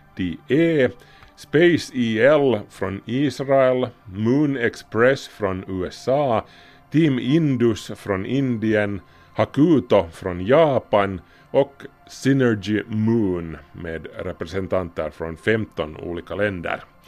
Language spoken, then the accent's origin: Swedish; Finland; vi är ju finlandssvenskar